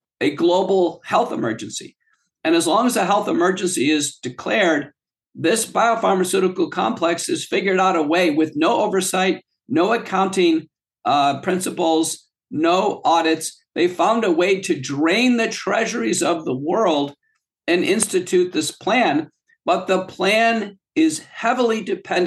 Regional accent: United States; born or raised there; also born or lived in Texas / the north (US)

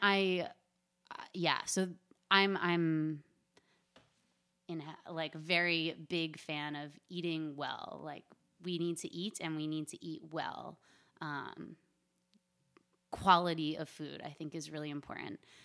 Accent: Philadelphia area, New Jersey, United States; moved away as an adult; also born or lived in South Florida / New York; I am from the South Jersey, Philadelphia area. I lived there through high school

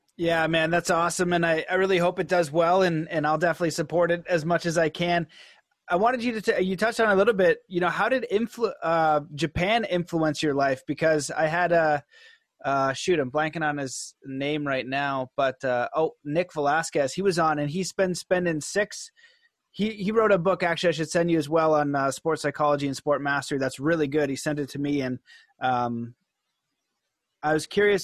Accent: Canada; being Canadian and, and from North America

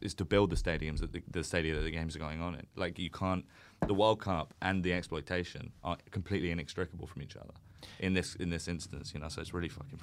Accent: United Kingdom; a white British guy who, who was born and raised in Britain

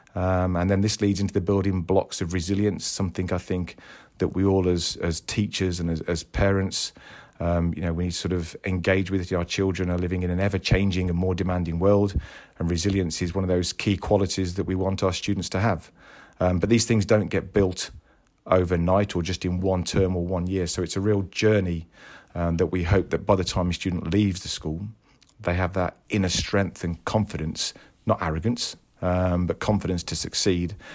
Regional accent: Tamworth, West Midlands, United Kingdom; moved away as an adult; now in Croydon, United Kingdom; I was brought up in a town just outside Birmingham, um, called Tamworth.

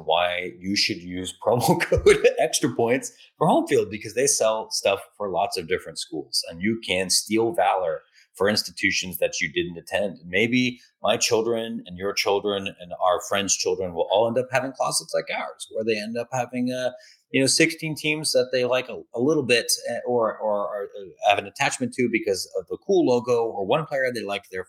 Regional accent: Ohio, United States; moved away; I grew up in Ohio

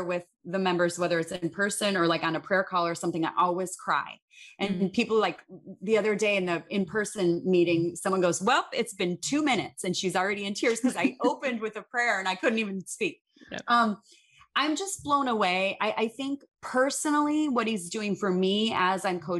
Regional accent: Chicago, Illinois, United States; grew up in Chicago. I grew up in the Midwest

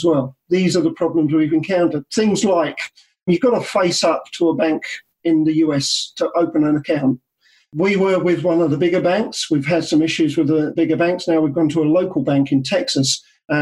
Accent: New Zealand; I'm from New Zealand

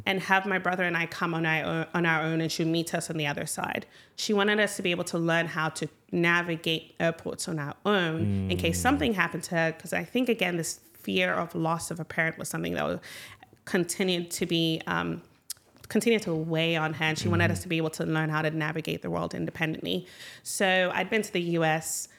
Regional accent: Ghana; moved away as an adult; also born or lived in United States; now in Michigan, United States; I grew up in Ghana, uh, had wonderful childhood moved to the United States for college

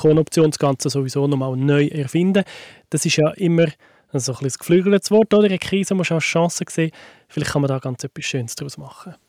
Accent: Switzerland; bei uns in der Schweiz

